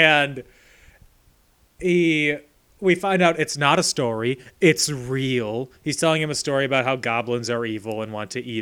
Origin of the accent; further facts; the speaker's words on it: Chicago, Illinois, United States; I'm in quotes from Chicago